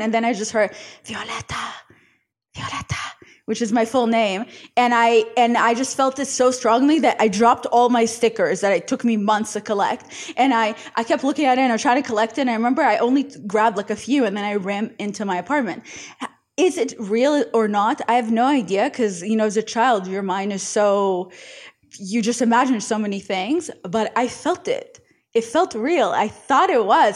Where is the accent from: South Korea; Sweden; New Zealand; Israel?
Israel; moved away; I grew up in Israel